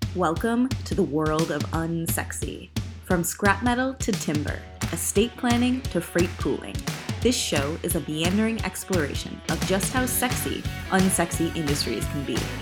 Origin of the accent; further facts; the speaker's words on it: Chicago, Illinois, United States; also born or lived in Oklahoma; I was born in Oklahoma and grew up in Chicago